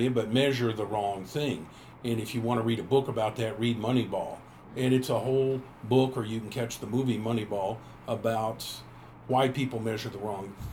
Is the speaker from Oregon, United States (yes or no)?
no; Tulsa, Oklahoma, United States; I grew up here in Tulsa